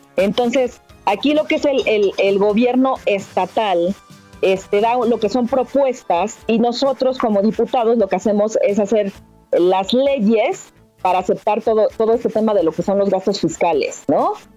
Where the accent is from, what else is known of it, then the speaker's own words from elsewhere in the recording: Mexico; soy ciudadana mexicana